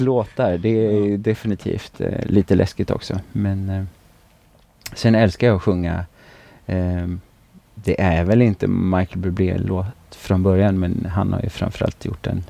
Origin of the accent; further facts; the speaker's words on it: Tidaholm, Västra Götaland, Sweden; also born or lived in Östergötland; now in Alingsås, Sweden; jag är ju från Västergötland från, från grunden